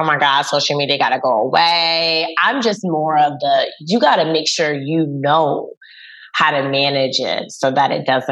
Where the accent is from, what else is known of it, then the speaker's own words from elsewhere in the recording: North Carolina, United States; I'm from North Carolina